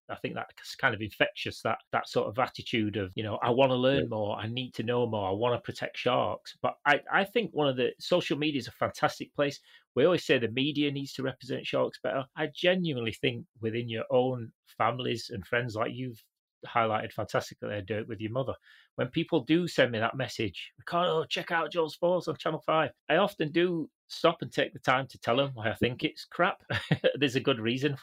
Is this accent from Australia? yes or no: no; Canada; I grew up in Canada.